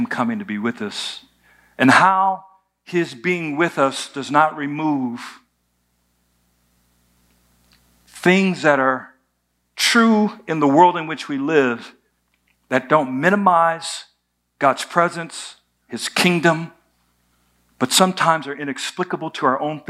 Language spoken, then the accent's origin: English; United States; I was born in America. There's a lot that comes with being born in America